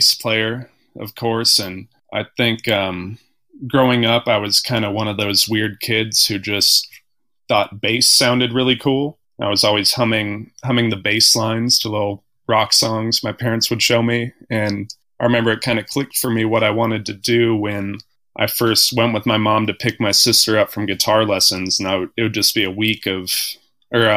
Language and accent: English; Bloomington, Indiana, United States; moved away as an adult; also born or lived in New Orleans, Louisiana; now in North Carolina, United States; Grew up in Indiana and went to school there as well